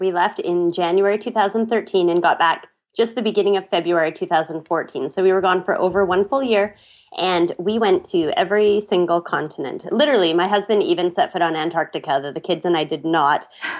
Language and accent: English; Canada; I'm from Canada